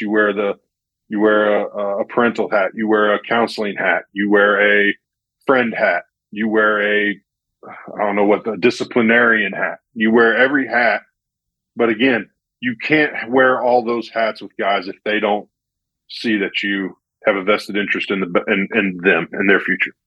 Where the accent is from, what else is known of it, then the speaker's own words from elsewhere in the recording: Central Illinois, United States; I'm from Central Illinois, so there's not a real strong military presence